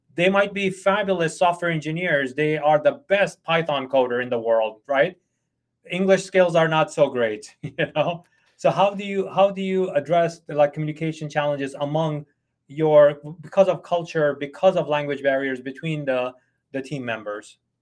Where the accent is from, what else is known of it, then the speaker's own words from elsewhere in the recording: United States; I'm an American boss